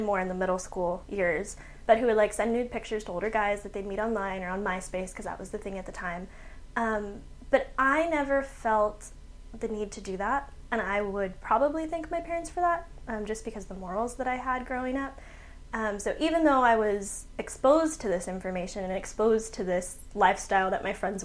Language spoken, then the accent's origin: English; San Antonio, Texas, United States; I am born and raised in San Antonio